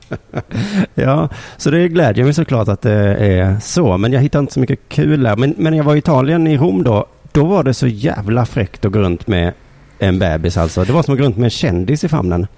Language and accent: Swedish; Lund, Skåne, Sweden; i min hemstad